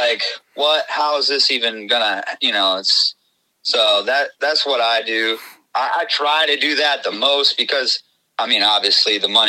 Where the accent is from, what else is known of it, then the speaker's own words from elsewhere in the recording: Clearwater, Florida, United States; also born or lived in Buffalo, New York; I'm 37. I was born in Buffalo, New York, but I pretty much grew up in Clearwater, Florida, right, my whole life. So I'm pretty much a Florida cracker, I guess you could call me.